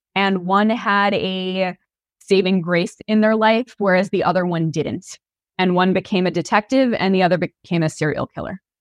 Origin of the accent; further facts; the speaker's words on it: New York, United States; I'm from New York